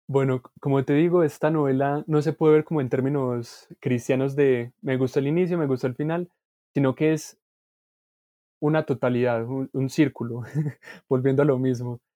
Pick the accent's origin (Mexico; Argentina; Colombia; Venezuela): Colombia